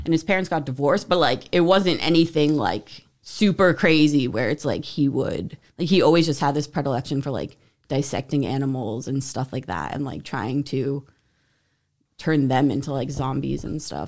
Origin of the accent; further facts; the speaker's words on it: New Jersey, United States; moved away; also born or lived in Utah; I grew up in New Jersey